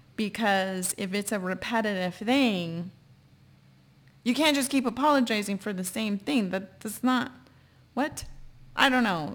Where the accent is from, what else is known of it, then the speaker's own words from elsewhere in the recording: San Antonio, Texas, United States; moved away; I'm from San Antonio, Texas